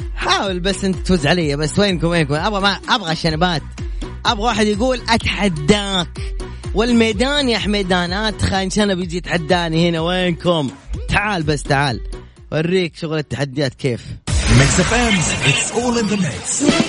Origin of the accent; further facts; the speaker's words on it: Jeddah, Makkah Province, Saudi Arabia; انا من جدة